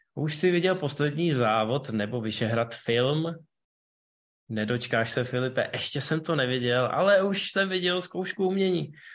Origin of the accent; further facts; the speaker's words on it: Ústí nad Labem, Ústí nad Labem Region, Czechia; v Ústí nad Labem, mém rodném městě